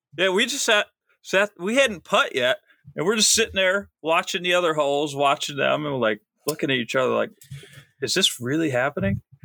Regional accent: Akron, Ohio, United States

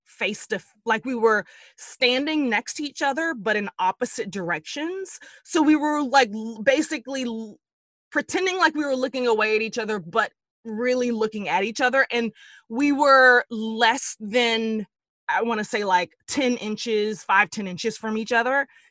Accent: Dallas, Texas, United States; I'm from Dallas.

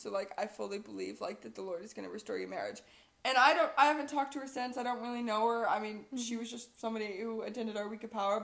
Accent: Viburnum, Missouri, United States; growing up in Viburnum

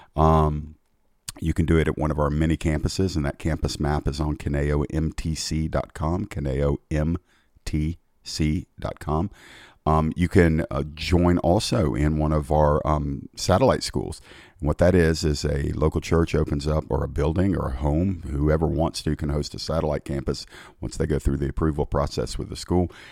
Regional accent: United States; I was born in America

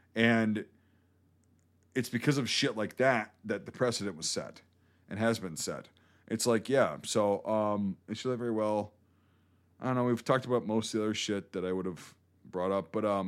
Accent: Baltimore, Maryland, United States; I'm from Baltimore.

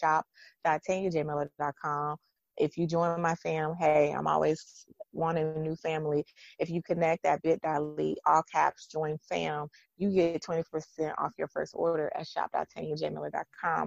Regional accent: East Texas, United States; moved away as an adult; also born or lived in Virginia; I'm from East Texas

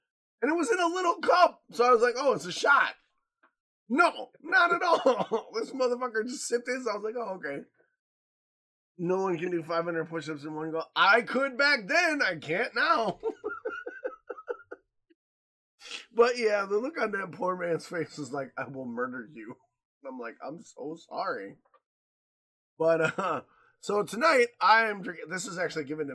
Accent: Midwest, United States; moved away; I grew up in the States

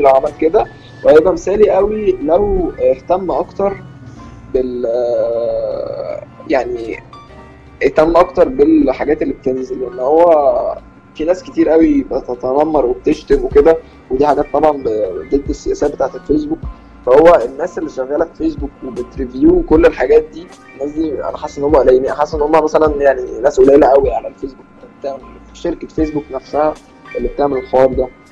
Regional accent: Egypt; احنا كشعب مصري

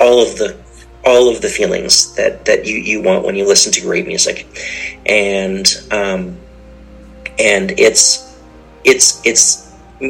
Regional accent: Canada; also born or lived in Oklahoma; as a Canadian culture of composers

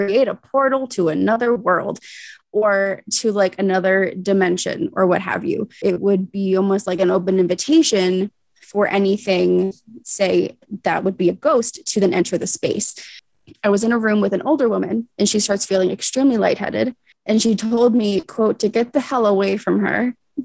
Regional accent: Central Pennsylvania, United States; I'm from Central Pennsylvania

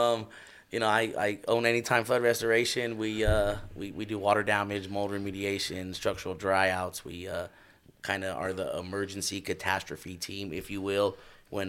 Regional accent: Denver, Colorado, United States; I grew up right here in North Denver.

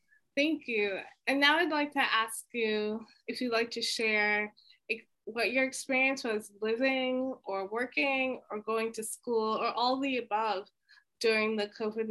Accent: New York City, New York, United States; I'm from Queens. I'm a Black American. I'm half Jamaican and half Indigenous American and African American. My dad was Indigenous American to African American, and my mom is Jamaican American.

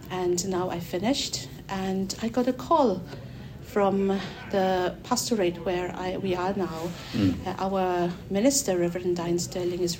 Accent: Mizoram, India; moved away as an adult; also born or lived in Madagascar; now in Wales, United Kingdom; I am originally from Mizoram, which is the northeast part of India. And uh, I came to Wales in 2011 with my husband.

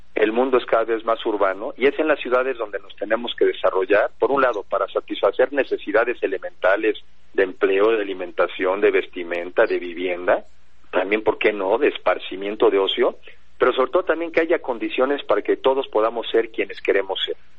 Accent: Mexico; deberíamos de fijarnos como mexicanos

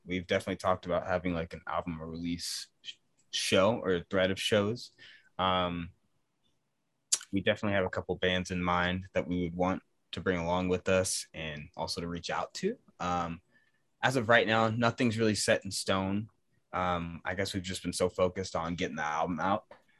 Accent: East Coast, United States; Well, I'm from the East Coast, so I would love to play over there.

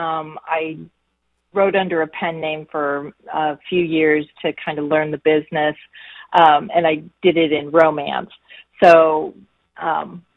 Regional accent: Colorado Springs, Colorado, United States; I grew up in Colorado, so I actually was born in Colorado Springs

